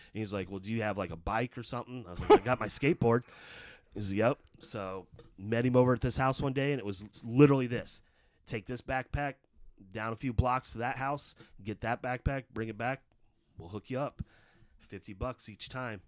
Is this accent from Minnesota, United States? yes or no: no; Belton, Missouri, United States; also born or lived in Raytown, Missouri / Kansas City; growing up in Belton until age of ten.